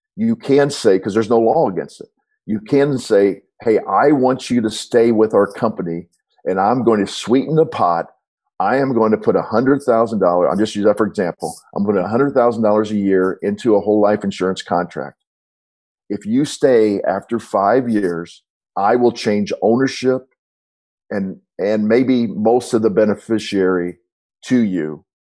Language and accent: English; St. Louis, Missouri, United States; I'm from St. Louis